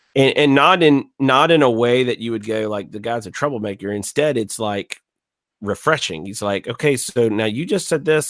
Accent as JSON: {"language": "English", "region": "Gulf Coast", "country": "United States", "said": "I, I'm from the Gulf Coast"}